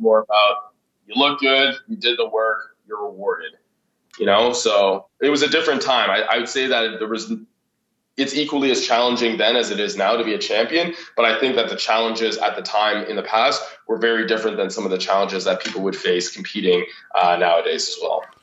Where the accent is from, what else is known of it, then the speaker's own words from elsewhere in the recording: Ottawa, Ontario, Canada; moved away as an adult; also born or lived in Vancouver; now in Toronto, Canada; originally, I'm from Ottawa.